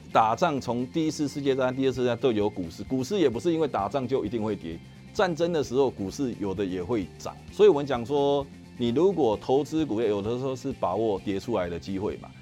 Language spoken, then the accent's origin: Chinese; Taiwan; 我们台湾的人